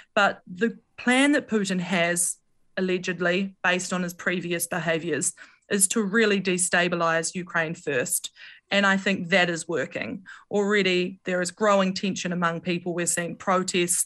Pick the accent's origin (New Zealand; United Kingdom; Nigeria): New Zealand; being a New Zealander